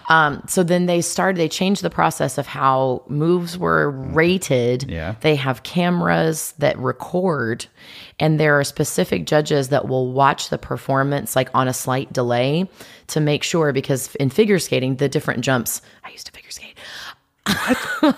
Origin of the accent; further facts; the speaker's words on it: Greenwood, Indiana, United States; moved away as an adult; also born or lived in South Carolina; I was born in Greenwood, well, Indianapolis, but I lived in Greenwood, Indiana.